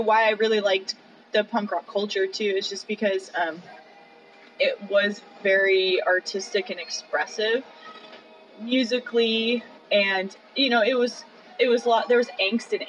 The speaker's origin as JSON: {"language": "English", "town": "Las Vegas", "region": "Nevada", "country": "United States", "tie": "born or raised there", "moved": "as an adult", "said": "I grew up in Las Vegas"}